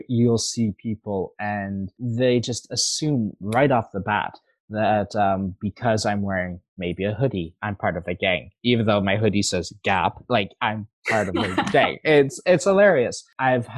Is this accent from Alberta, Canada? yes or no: yes; Northern Alberta, Canada; moved away as an adult; now in Montreal, Canada; I grew up in Northern Alberta